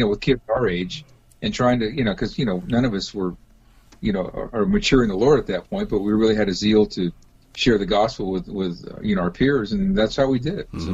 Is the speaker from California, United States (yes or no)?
yes; Los Angeles, California, United States; now in Seattle, United States; I grew up down in the Los Angeles area, although I've been up here in Seattle for um, majority of my life, but I grew up in, in LA.